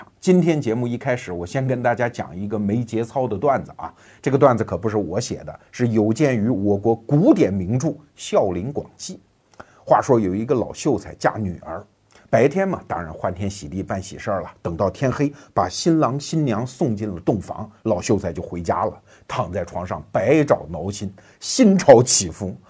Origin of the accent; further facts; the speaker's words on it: China; 我们中国人对于钱的问题就有点像这个老秀才。